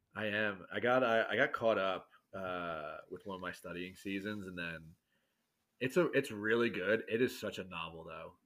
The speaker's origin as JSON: {"language": "English", "region": "New York", "country": "United States", "tie": "born or raised there", "moved": "yes", "said": "I'm from New York originally. You mentioned it from the East Coast, right outside New York City. And, um, just grew up with an absolutely amazing family"}